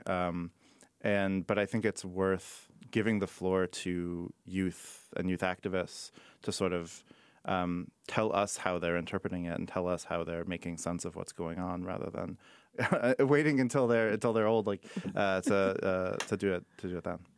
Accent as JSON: {"language": "English", "town": "Chicago", "region": "Illinois", "country": "United States", "said": "I am from Chicago. Uh, I'm a Chicagoan"}